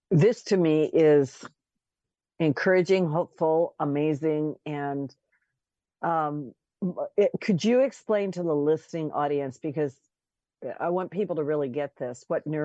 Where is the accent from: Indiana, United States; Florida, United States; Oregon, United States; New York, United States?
Oregon, United States; Pendleton; I'm from Pendleton, Oregon.